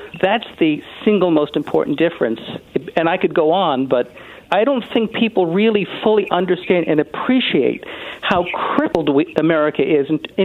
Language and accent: English; United States; also born or lived in Sweden / Norway; I spent a lot of time as an American living in Scandinavia, Sweden, and Norway for a while